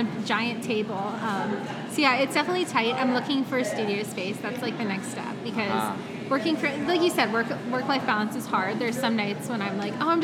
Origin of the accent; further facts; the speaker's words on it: Pennsylvania, United States; moved away as an adult; also born or lived in Georgia / New York City; I'm from Pennsylvania.